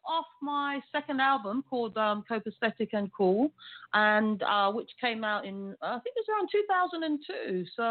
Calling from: London, United Kingdom; I'm calling from the UK. I'm calling from London. So that's where I live. So, yes, I'm calling from the United Kingdom.

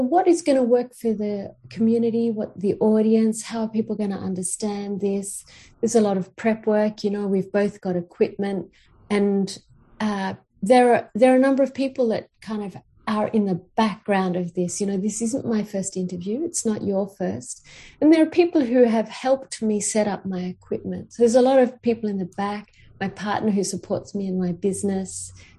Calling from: Queensland, Australia; I'm calling from Aboriginal land. So I'm in Queensland

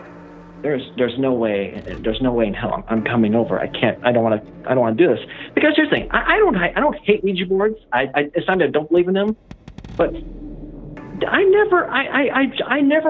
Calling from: Illinois, United States; I'm calling from Illinois

